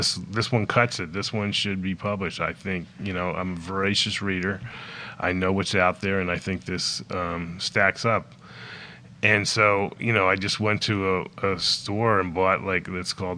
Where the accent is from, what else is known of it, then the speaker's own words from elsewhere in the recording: South Florida, United States; moved away as an adult; also born or lived in Los Angeles; where I grew up in South Florida